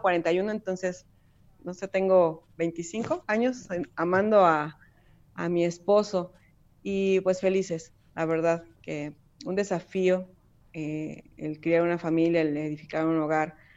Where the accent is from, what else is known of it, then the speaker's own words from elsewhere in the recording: Mexico; also born or lived in Puebla; soy mexicana